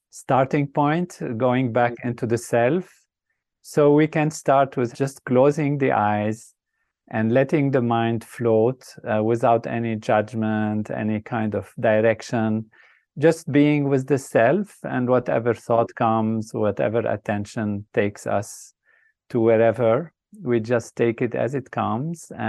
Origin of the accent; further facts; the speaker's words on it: Lebanon; I started off in a country that was a dream place, a place of uh, amazing, what I would say, beauty and um, grand possibilities um, with nature that's balanced, uh, peace and harmony.